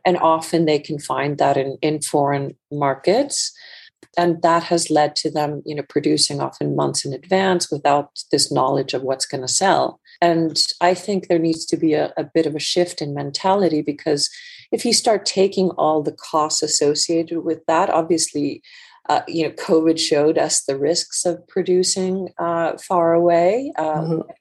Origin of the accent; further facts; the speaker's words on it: Iceland; moved away as an adult; also born or lived in United States; now in London, United Kingdom; I actually grew up, uh, just to give a little bit of background, uh, grew up in Iceland